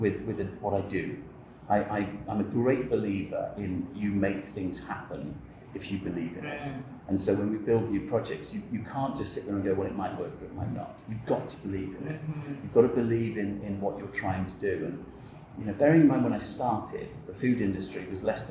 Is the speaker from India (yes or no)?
no; England, United Kingdom; I'm English.